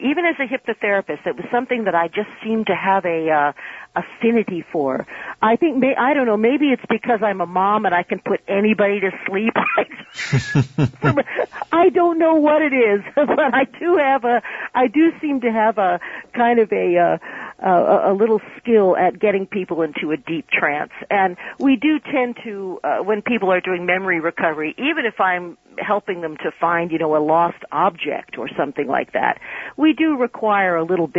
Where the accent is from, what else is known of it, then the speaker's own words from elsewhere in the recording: New York City, New York, United States; I'm from New York City